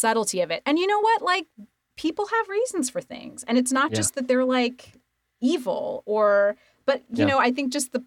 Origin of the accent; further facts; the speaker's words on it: Idaho, United States; moved away; I grew up in Idaho